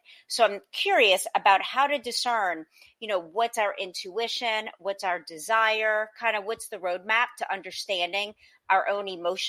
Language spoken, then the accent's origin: English; New Orleans, Louisiana, United States; moved away as an adult; now in Los Angeles, United States; I was born and raised in New Orleans.